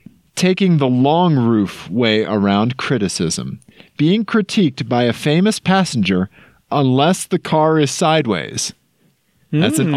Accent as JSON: {"language": "English", "town": "Kansas City", "country": "United States", "moved": "yes", "lives_now": "Colorado, United States", "said": "I'm from Kansas City, and now I'm in Colorado."}